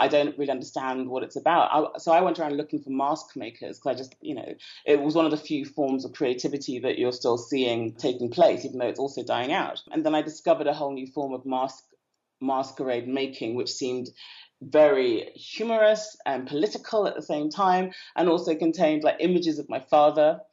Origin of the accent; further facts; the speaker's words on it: United Kingdom; moved away as an adult; also born or lived in Port Harcourt, Nigeria; now in Niger Delta, Nigeria; I spent most of my life in the UK.